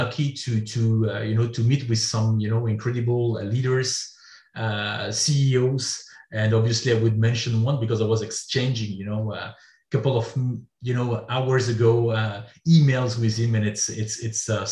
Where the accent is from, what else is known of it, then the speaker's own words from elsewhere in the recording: France; also born or lived in Belgium; I'm a French guy. So I was born in France